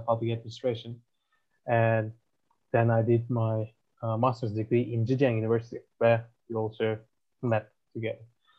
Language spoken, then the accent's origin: English; Turkey; also born or lived in Hangzhou, China / Wuhan, China; now in Ankara, Turkey; I'm from Turkey, as you know. Currently, I'm a PhD student at Wuhan University